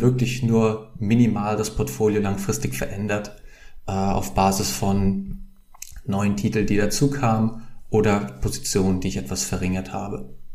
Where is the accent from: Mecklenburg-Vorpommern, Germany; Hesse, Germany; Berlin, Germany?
Hesse, Germany; near Frankfurt; moved away as an adult; now in Amsterdam, Netherlands; Ich komme aus, äh, aus der Nähe von Frankfurt ursprünglich, wohne aber jetzt in Amsterdam seit mehr als sechs Jahren